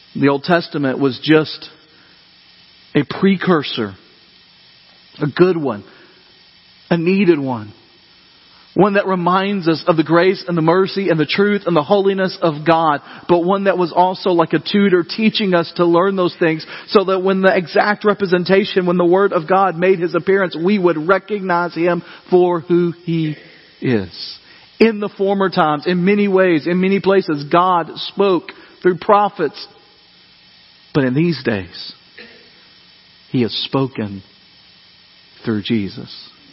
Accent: Dyersburg, Tennessee, United States; growing up in Dyersburg, we got out for earthquake day

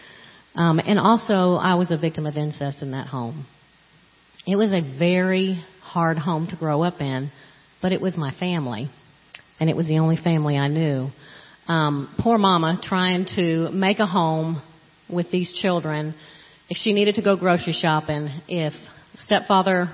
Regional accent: Florida, United States; moved away; I grew up in Florida, and I never knew who my biological father was

